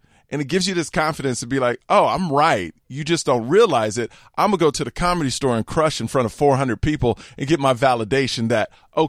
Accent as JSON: {"language": "English", "town": "Houston", "region": "Texas", "country": "United States", "tie": "born or raised there", "said": "But growing up in Houston, it was very racist, the parts I lived in."}